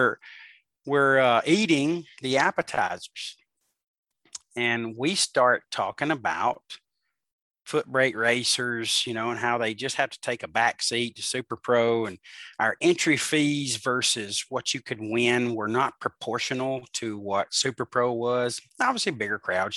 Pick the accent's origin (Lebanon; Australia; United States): United States; Birmingham, Alabama; I'm from Birmingham